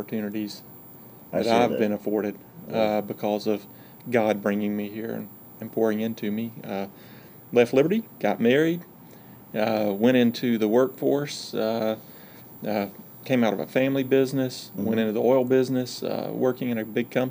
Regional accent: Georgia, United States; accent: Georgia; moved away as an adult; also born or lived in Lynchburg, Virginia; I'm from Georgia, and English is my second language

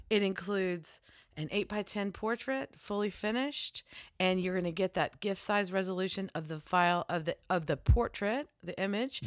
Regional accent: Virginia, United States; I'm from Virginia

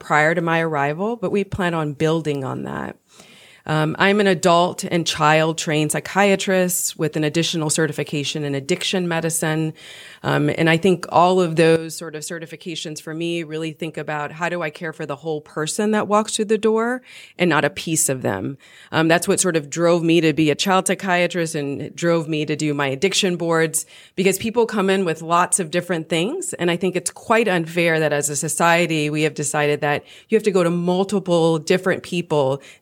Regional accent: Louisiana, United States; moved away as an adult; also born or lived in Boston; I'm originally from Louisiana, but had been living in Boston for about 13 years

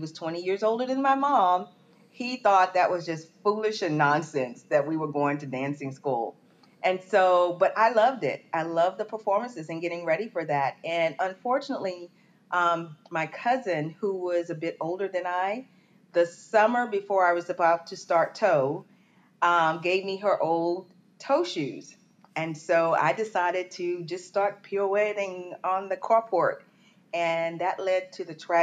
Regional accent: Port Arthur, Texas, United States; I'm from Texas, and I'm from Southeast Texas, Port Arthur, Texas.

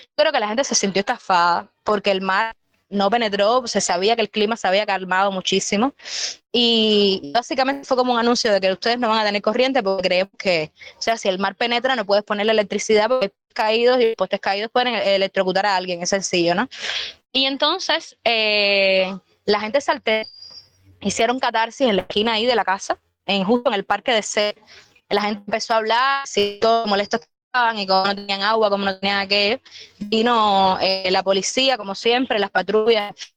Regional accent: Villa Clara, Cuba; soy de Villa y he estado en mi casa con mi familia

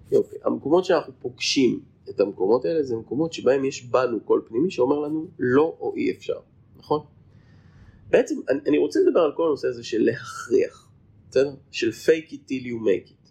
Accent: Haifa, Haifa District, Israel; moved away as an adult; now in Pardes Hanna-Karkur, Israel; אני גרתי רוב חיי בחיפה. למעשה נולדתי בחיפה

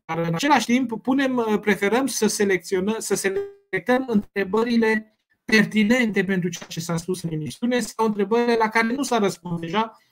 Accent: Romania; noi uh, ca români

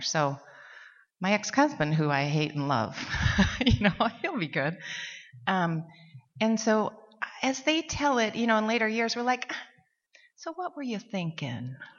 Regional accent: Montana, United States; now in Seattle, United States; we're from Montana.

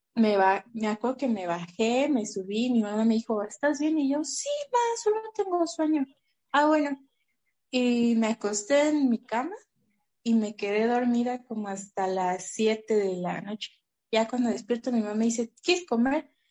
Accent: Mexico City, Mexico; also born or lived in Tlalnepantla; yo siempre digo que soy de Azcapotzalco

